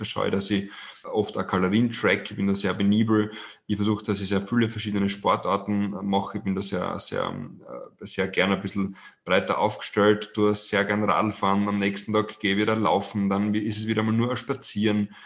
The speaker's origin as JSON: {"language": "German", "region": "Styria", "country": "Austria", "tie": "born or raised there", "said": "bin gebürtiger Steirer"}